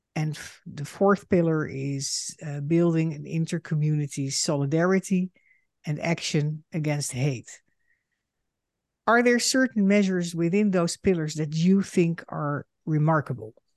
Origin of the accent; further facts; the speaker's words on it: Netherlands; moved away as an adult; now in United States; I am a Dutch Jew and a daughter of Holocaust survivors. In two thousand six, I emigrated to the United States